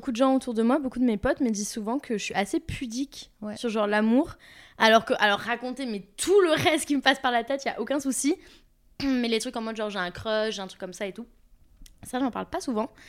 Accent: Toulouse, Occitania, France; now in Paris, France; je viens de Toulouse, je vis à Paris.

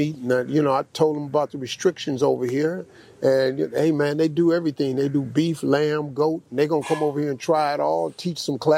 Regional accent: United States; I'm from the United States

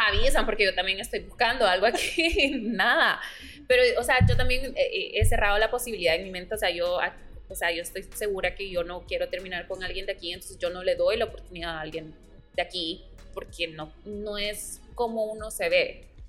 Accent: El Salvador; soy del Salvador

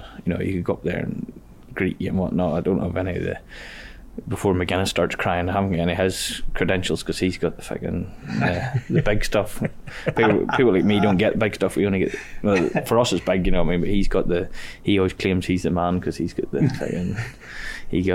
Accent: Ballymoney, Northern Ireland, United Kingdom; We're from a small town in Ballymoney

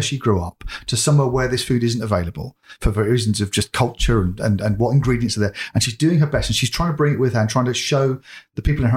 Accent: England, United Kingdom; being English

